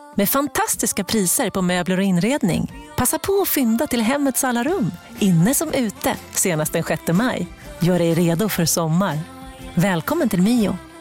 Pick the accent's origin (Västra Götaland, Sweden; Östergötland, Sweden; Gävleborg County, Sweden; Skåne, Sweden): Skåne, Sweden; Malmö; i Malmö där jag kommer ifrån